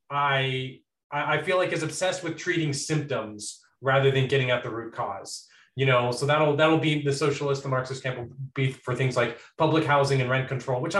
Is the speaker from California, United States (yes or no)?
no; Texas, United States; I live in Texas. Um, not in any of the big cities, just like in just the central Texas in some medium town. Um, I am a Norwegian citizen and an American citizen. My mom's an immigrant. I was born in Texas